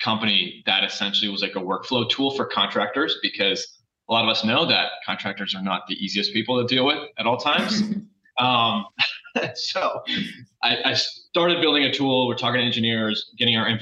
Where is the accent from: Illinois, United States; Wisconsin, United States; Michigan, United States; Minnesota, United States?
Michigan, United States; moved away as an adult; also born or lived in Philadelphia; I grew up in Michigan